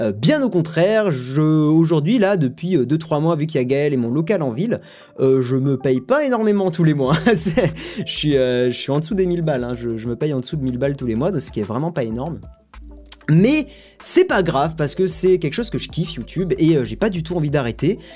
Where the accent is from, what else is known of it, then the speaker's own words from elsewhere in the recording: Toulouse, Occitania, France; je suis toulousain